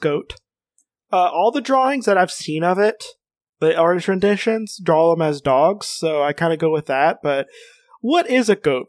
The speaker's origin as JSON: {"language": "English", "region": "Kentucky", "country": "United States", "said": "because I am from Kentucky"}